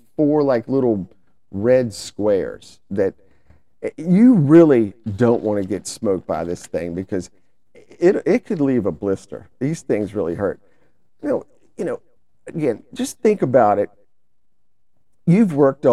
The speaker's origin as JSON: {"language": "English", "region": "the South", "country": "United States", "said": "we're from the South, so we just call them stinging nettles"}